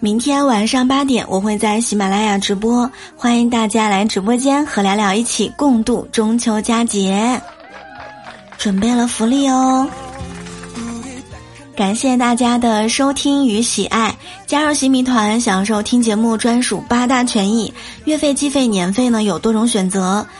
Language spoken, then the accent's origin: Chinese; Shanxi, China; 其实我也特别爱吃我们家乡的晋式月饼，也爱吃酥皮儿月饼。